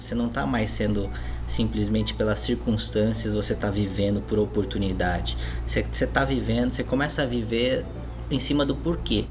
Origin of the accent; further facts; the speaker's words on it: Brazil; also born or lived in Florida, United States; eu sou brasileiro, amo meu país